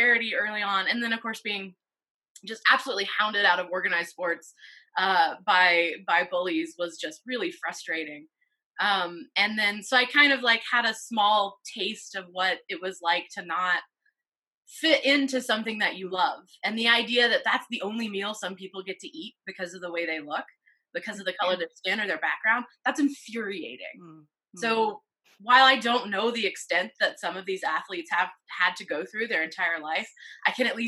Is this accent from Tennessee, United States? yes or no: yes; Middle Tennessee, United States; moved away; I grew up in Middle Tennessee